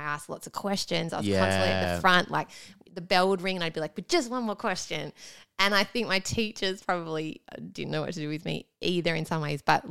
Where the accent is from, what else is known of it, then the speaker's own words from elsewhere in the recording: Doncaster, Yorkshire and the Humber, United Kingdom; Yeah, just in Doncaster.